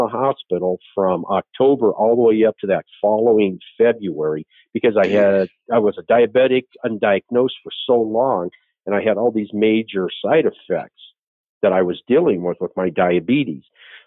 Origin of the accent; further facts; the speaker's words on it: Phoenix, Arizona, United States; also born or lived in Williams Air Force Base, Arizona / Scottsdale / Chandler / Yuma; I am a native Arizonan, and I was born at Williams Air Force Base.